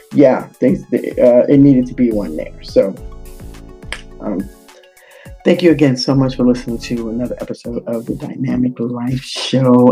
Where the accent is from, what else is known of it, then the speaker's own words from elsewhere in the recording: New York City, New York, United States; moved away; I'm a native New Yorker, and uh, I grew up in the Bronx, the South Bronx